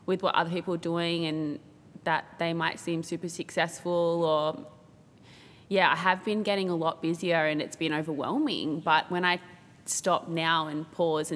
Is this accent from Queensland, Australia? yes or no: no; Tweed Heads, New South Wales, Australia; also born or lived in Brisbane; I grew up in Benora Point, Tweed Heads. I've been here basically my whole life